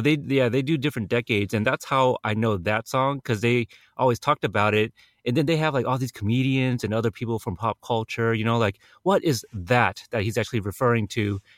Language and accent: English; United States; I was born in America.